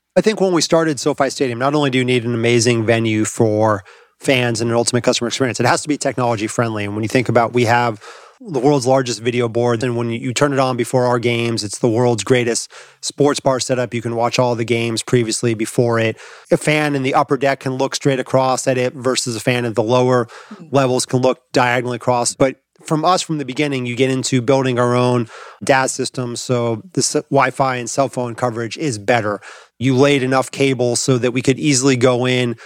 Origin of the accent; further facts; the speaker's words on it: Los Angeles, California, United States; I grew up in Los Angeles